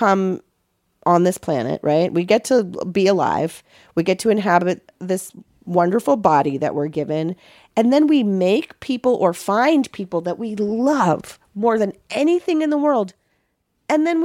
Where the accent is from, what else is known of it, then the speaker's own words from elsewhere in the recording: Los Angeles, California, United States; I grew up in Westwood